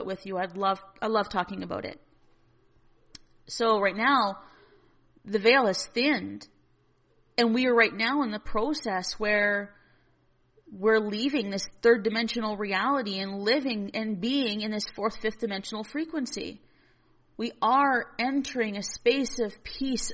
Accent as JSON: {"language": "English", "region": "Northern Alberta", "country": "Canada", "said": "I'm from Northern Alberta and we're heavily reliant in Alberta on our industries"}